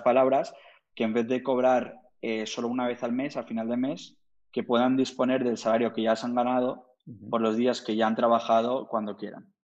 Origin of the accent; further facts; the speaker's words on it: Madrid, Community of Madrid, Spain; also born or lived in Cambridge / Boston / Miami / Bogotá; soy de origen de la India, nací en, Madrid, la verdad es que he vivido unos 15, 20 años en, Madrid